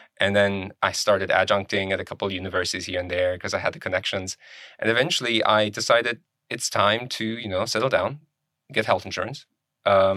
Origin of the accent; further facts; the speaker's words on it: Germany; moved away as an adult; also born or lived in Poland / Cincinnati, Ohio / Kentucky; now in United States; I was born in Poland and I ended up in Germany with my parents and I got my high school diploma, finished all that in there